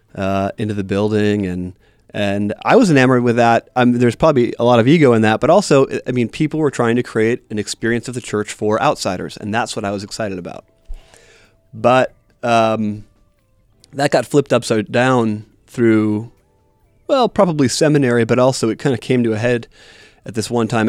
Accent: Wisconsin, United States; moved away; I grew up in Wisconsin

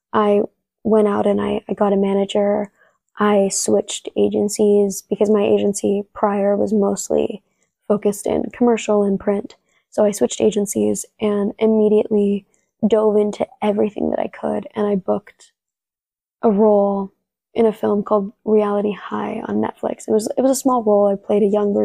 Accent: San Diego, California, United States; first language Spanish; English is a second language; I grew up in San Diego, California

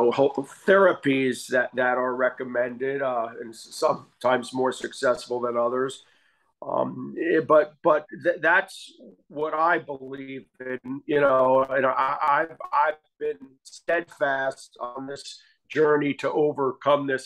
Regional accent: Asbury Park, New Jersey, United States; I grew up in Asbury Park, New Jersey

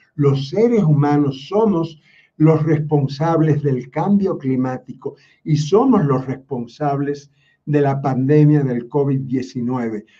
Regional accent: Cuba; Quien les habla no es romano, porque yo nací en Cuba

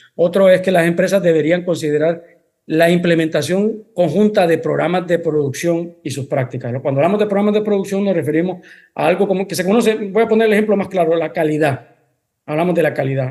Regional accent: Honduras; also born or lived in Spain; Soy, soy mitad español, mitad hondureño. Eh, resido en Honduras.

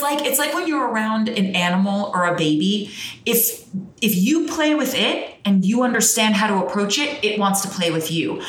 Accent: New Jersey, United States; I'm from Jersey

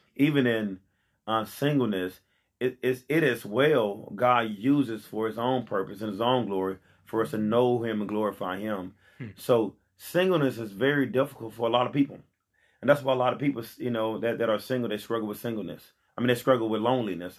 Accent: Pine Bluff, Arkansas, United States; I'm here in Pine Bluff, born and raised in Pine Bluff

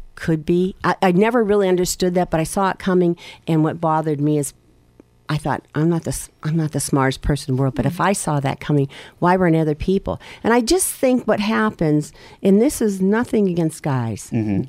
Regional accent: Erie, Pennsylvania, United States; I grew up in Harbor Creek.

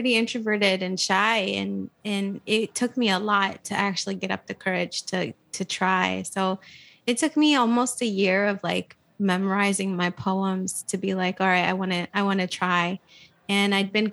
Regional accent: Flint, Michigan, United States; born or raised there; also born or lived in Saudi Arabia / New Mexico / Ann Arbor

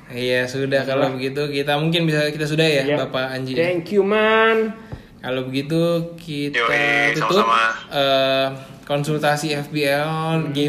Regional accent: Java, Indonesia; kan gue orang Jawa gitu loh harus Anak. merendah gitu

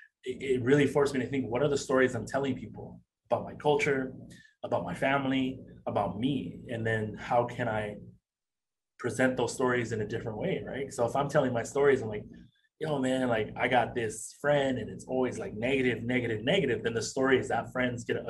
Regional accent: San Diego, California, United States; Growing up in San Diego, I grew up right by the Tijuana border.

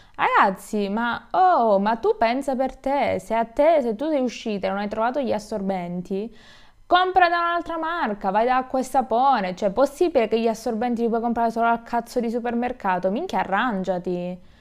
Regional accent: Italy

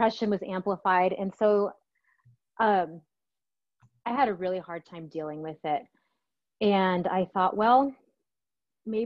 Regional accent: Hemet, California, United States; I'm from Southern California in a small town called Hemet. That's in Riverside County

